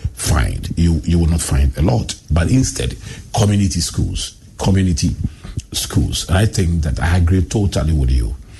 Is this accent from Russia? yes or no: no; Accra, Greater Accra, Ghana; I grew up in Adabraka and I started school in O'Reilly